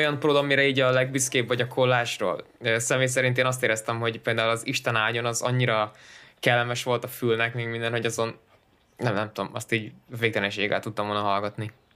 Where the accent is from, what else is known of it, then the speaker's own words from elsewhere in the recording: Szeged, Csongrád-Csanád, Hungary; mi például szegediek vagyunk Danival